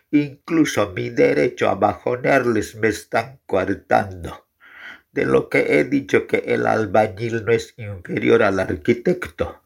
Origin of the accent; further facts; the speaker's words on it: Guarina, La Paz, Bolivia; Yo soy de Guarina.